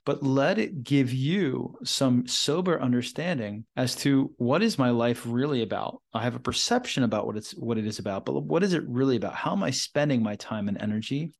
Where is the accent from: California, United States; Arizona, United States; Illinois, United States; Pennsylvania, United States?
Pennsylvania, United States; Philadelphia; moved away; recording this session right now in Philadelphia, my hometown, and back here for some work